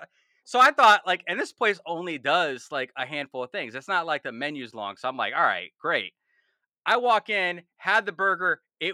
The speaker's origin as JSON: {"language": "English", "region": "East Coast", "country": "United States", "said": "I mean, I'm from the East Coast"}